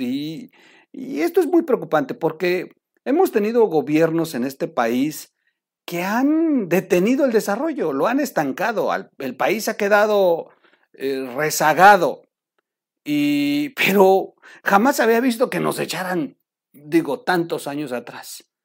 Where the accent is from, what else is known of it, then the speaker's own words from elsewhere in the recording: Mexico; para nosotros como mexicanos